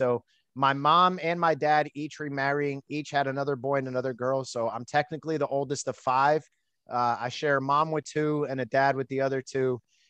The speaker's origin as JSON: {"language": "English", "town": "Allentown", "region": "Pennsylvania", "country": "United States", "tie": "born there", "said": "Yeah, I was born in the Lehigh Valley, Pennsylvania, Allentown specifically."}